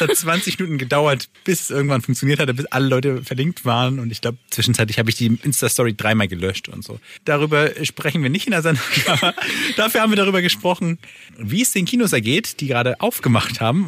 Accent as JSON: {"language": "German", "town": "Kiel", "region": "Schleswig-Holstein", "country": "Germany", "said": "als Kieler"}